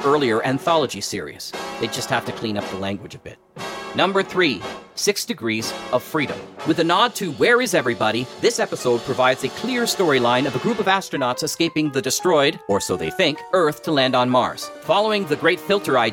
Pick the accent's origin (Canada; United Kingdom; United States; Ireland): Canada; As a Canadian